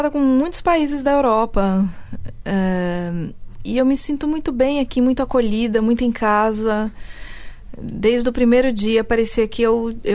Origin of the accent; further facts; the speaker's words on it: Switzerland; born there; also born or lived in Brazil; Eu nasci na Suíça e fui alfabetizada em francês. É, mas em casa falávamos português e meus pais tinham esse sotaque mais pro paulista